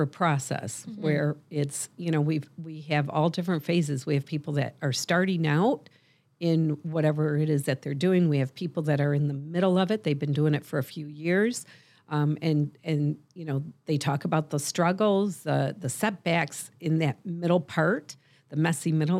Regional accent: Michigan, United States; I'm a serial entrepreneur, a life coach, and the founder of The Nooner Show, and I'm also from Michigan.

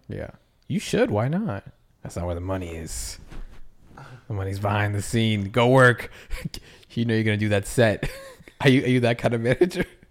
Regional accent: Massachusetts, United States; I grew up in Massachusetts

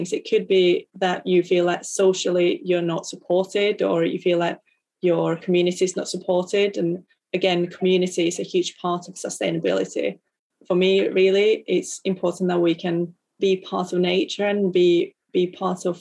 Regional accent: Finland; as a Lutheran and growing up in Finland

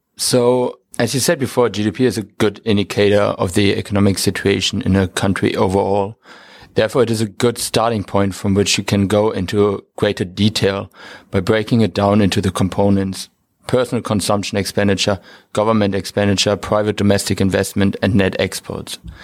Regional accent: Bremen, Germany; moved away; I'm from Bremen, Germany

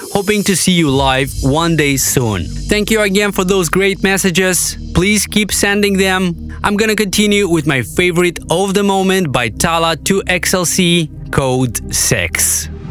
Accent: Moldova; my home country of Moldova

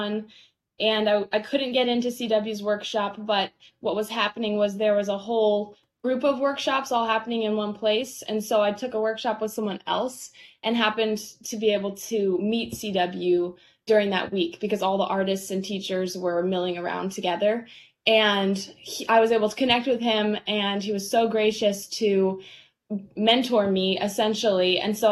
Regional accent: Indianapolis, Indiana, United States; moved away as an adult; also born or lived in Maine; I grew up in the Indianapolis area

